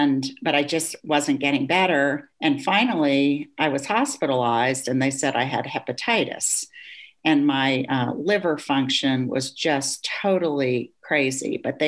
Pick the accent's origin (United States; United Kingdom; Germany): Germany; I grew up in Germany. My father worked for the US government.